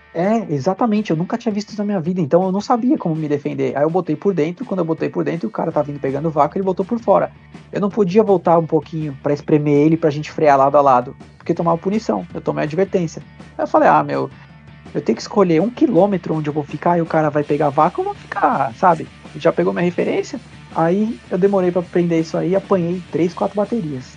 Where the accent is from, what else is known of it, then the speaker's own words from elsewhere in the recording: São Paulo, Brazil; eu nasci lá